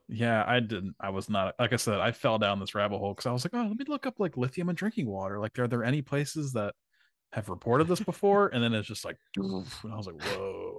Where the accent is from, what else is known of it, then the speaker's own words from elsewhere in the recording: Vineland, New Jersey, United States; where I grew up in Vineland, New Jersey